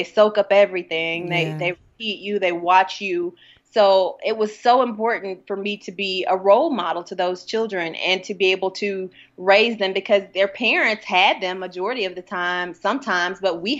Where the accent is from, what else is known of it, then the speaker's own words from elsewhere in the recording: Hattiesburg, Mississippi, United States; Hattiesburg shaped me into loving and accepting, but being cautious, you know, of how the world works today.